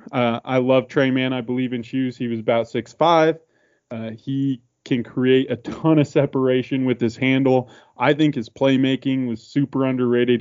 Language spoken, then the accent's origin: English; Spokane, Washington, United States; we are pretty much diehard Gonzaga fans growing up in Spokane, Washington